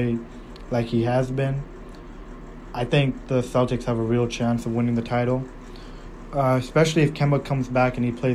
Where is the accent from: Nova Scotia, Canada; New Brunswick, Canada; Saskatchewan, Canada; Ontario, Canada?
Ontario, Canada; Toronto; I'm from Toronto